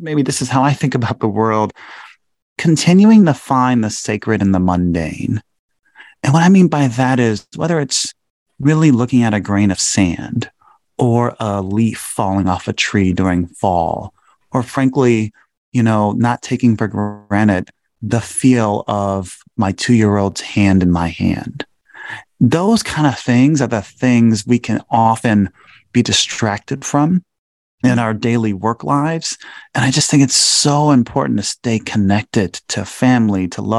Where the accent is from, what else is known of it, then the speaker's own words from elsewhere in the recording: Chicago, Illinois, United States; my hometown of Chicago